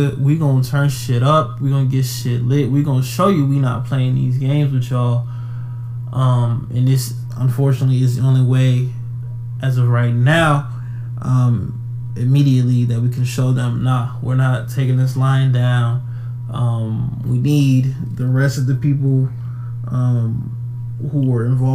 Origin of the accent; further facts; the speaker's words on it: Atlanta, Georgia, United States; my hometown, my city of Atlanta